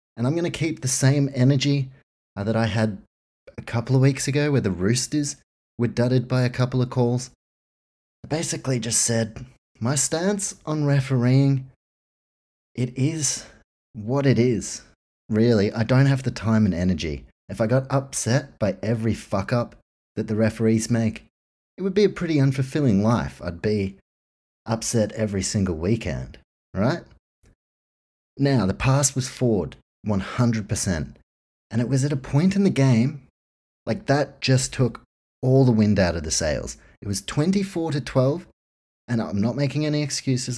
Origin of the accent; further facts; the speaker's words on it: New Zealand; growing up in New Zealand